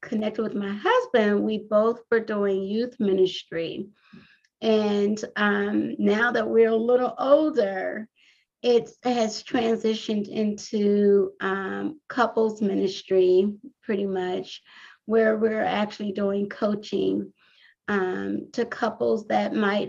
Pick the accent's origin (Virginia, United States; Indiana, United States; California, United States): California, United States; Compton; moved away as an adult; now in Washington DC metropolitan area, United States; I'm originally from Compton, California